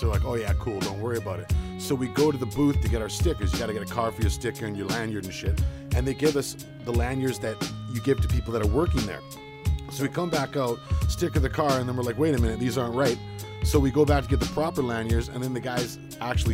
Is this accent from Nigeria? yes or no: no; Langley, British Columbia, Canada; also born or lived in New Westminster, Canada / Coquitlam, Canada; I was born in New West, grew up in Coquitlam a little bit, and then, Langley is where I came up. Fort Langley Elementary.